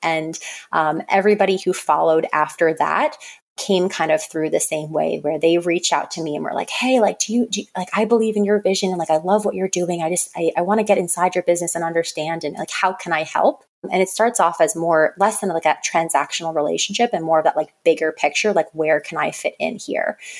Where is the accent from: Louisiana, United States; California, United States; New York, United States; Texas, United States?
New York, United States; Long Island; also born or lived in North Carolina; now in New York City, United States; I grew up on Long Island in New York, which is suburbs